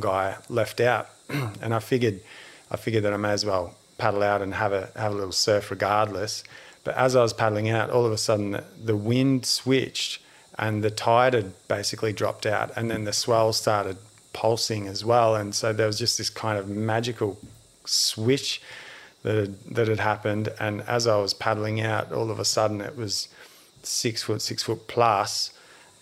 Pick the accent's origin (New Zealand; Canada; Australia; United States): Australia; I was from Australia